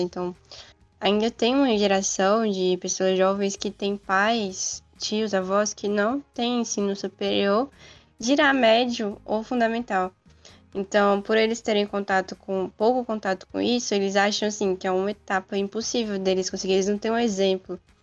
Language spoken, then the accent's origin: Portuguese; Federal District, Brazil; moved away as an adult; now in Campinas, Brazil; eu sou do Distrito Federal. E a universidade que eu tô agora é em São Paulo